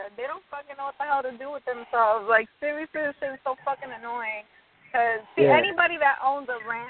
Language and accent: English; New York City, New York, United States; now in Austin, United States; I'm from New York City, but I live out in Texas now.